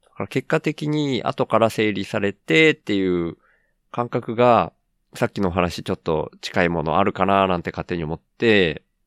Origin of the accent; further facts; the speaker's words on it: Miyazaki, Japan; also born or lived in Tokyo; 東京から地元の宮崎に帰ってきて